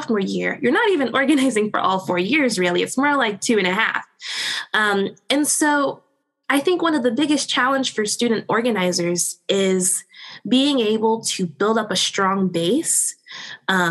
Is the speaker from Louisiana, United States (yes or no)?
yes; Louisiana, United States; I'm from Louisiana. I live in a place called Cancer Valley, which is this, 70, 80 mile-ish swath of land between Baton Rouge and New Orleans, Louisiana